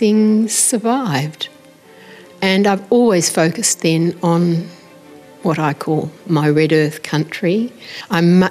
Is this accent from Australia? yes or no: yes; Kalgoorlie, Western Australia, Australia; now in Perth, Australia; I grew up in Kalgoorlie or Fimiston on the Golden Mile